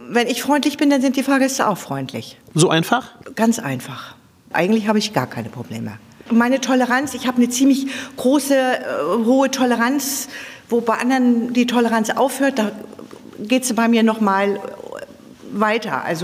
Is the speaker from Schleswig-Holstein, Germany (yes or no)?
yes; Flensburg, Schleswig-Holstein, Germany; also born or lived in Osnabrück; now in Berlin, Germany; Ich komme ursprünglich aus Flensburg, habe fast 30 Jahre in Osnabrück gelebt, bin da schon Bus gefahren und davor bin ich LKW gefahren.